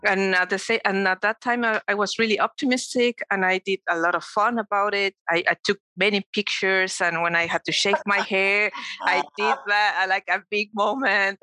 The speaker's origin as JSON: {"language": "English", "region": "Mexico City", "country": "Mexico", "tie": "born or raised there", "said": "I was born and raised in Mexico City and I lived there up to until I was 20, no, 18, I think."}